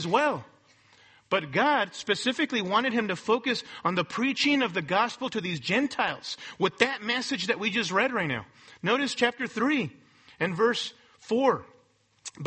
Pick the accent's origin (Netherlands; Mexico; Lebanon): Mexico; now in Los Angeles, United States; I'm a Mexican national born in Mexico